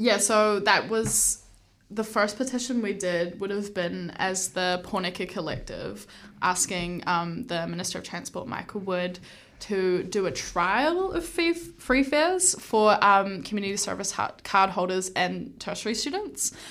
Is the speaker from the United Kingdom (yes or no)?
no; Hamilton, Waikato, New Zealand; moved away as an adult; now in Wellington, New Zealand; I am born and raised in Hamilton